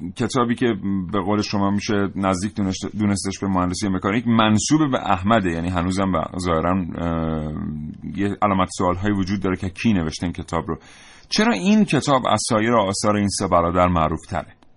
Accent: Iran; ما که ایرانی هستیم

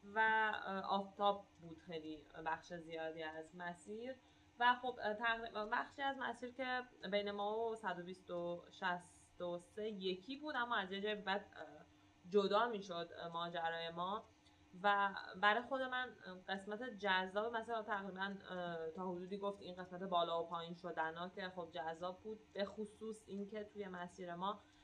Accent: Iran; من گفتم ایرانیم

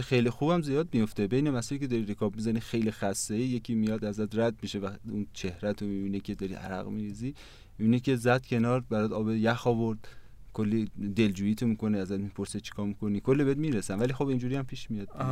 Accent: Mashhad, Razavi Khorasan, Iran; من اهل مشهدم

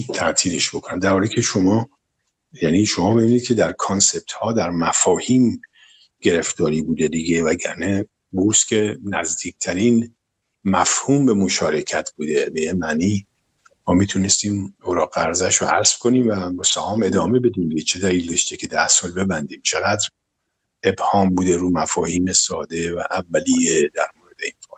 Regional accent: Tehran, Tehran Province, Iran; در گلوبندک متولد شدم تهران منطقه گلوبندک عمده بچگی رو تا تقریبا کلاس دوازده توی منطقه امیریه و شاپور بودیم و تو اون منطقه بزرگ شدم

